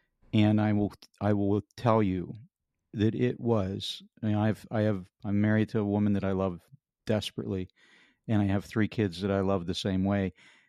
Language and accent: English; Pennsylvania, United States; You know, I grew up in Western Pennsylvania, and I thought, you know, we had big tractors.